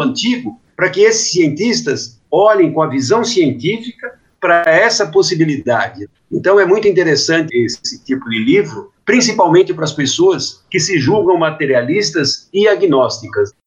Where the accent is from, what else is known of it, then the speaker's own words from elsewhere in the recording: Brazil; Nós não somos brasileiros, nós estamos brasileiros.